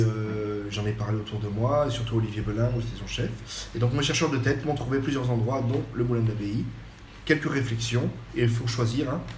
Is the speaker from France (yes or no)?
yes; French Riviera, Provence-Alpes-Côte d'Azur, France; also born or lived in Le Mans; now in Périgueux, France; je suis né au Mans. Donc quand j'ai ah, une année à peu près, je suis resté parce que mes parents sont sur la côte d'Azur. Donc en fait, j'ai été élevé beaucoup en Méditerranée